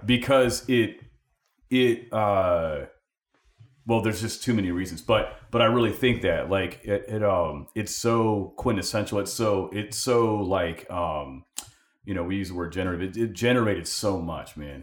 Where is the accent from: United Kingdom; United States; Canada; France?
United States; California; moved away as an adult; we're from Cali